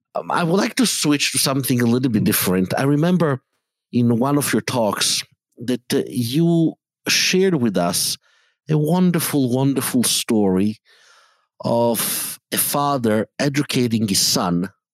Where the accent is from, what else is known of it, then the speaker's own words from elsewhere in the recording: Italy; I grew up in Italy in, um, in an environment that was anti Semitic